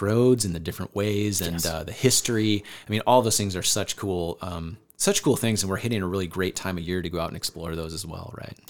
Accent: Northeast Iowa, United States; I grew up in Northeast Iowa and I thought I knew Northeast Iowa

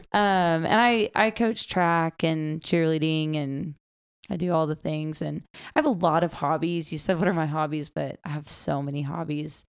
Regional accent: Gentry, Arkansas, United States; I grew up in Northwest Arkansas, um, Gentry

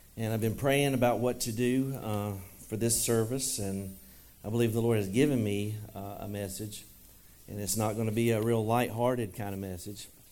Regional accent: United States; I'm American

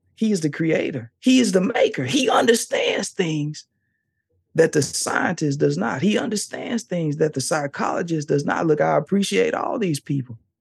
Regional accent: the South, United States; I'm from the South. I'm from the South.

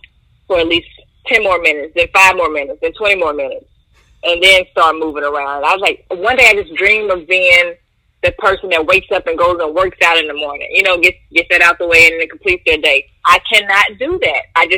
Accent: Monroe, Louisiana, United States; Actually, growing up in the South, let's say, it really wasn't where I grew up that influenced my sense of fashion.

